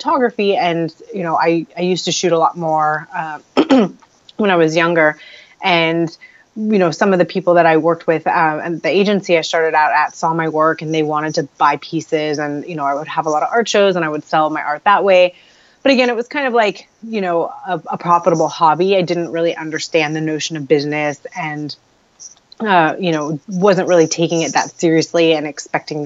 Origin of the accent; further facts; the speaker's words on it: Los Angeles, California, United States; I'm born and raised in Los Angeles